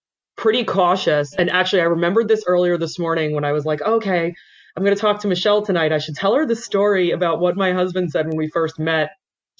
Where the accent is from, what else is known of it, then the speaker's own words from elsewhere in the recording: New York, United States; moved away as an adult; also born or lived in San Diego; I am actually from New York originally